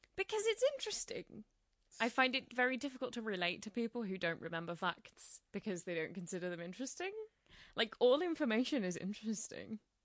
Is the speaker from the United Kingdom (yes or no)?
yes; United Kingdom; as British people